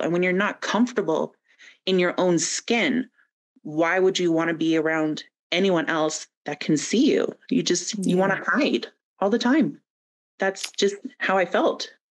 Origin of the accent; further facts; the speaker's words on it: Kingsville, Ontario, Canada; moved away as an adult; now in Calgary, Canada; I'm from uh, southwestern Ontario, little Kingsville, Leamington area, oh, and yeah, yeah. I moved to Calgary. I think, I think it's been 11 years now.